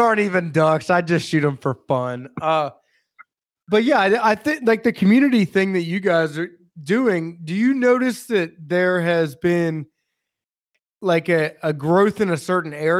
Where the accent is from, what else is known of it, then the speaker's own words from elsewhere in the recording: Maryland, United States; I'm from Maryland